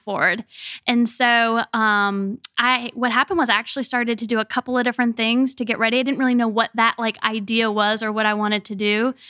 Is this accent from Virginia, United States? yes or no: yes; Richmond, Virginia, United States; I grew up here in Richmond, Virginia